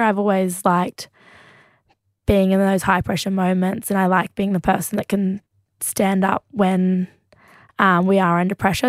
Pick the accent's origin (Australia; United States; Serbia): Australia; being Australian